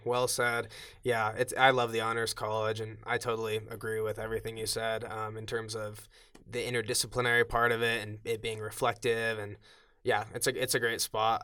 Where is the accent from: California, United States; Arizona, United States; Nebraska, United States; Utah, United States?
Utah, United States; Cedar Hills; I grew up in Cedar Hills in the Alpine.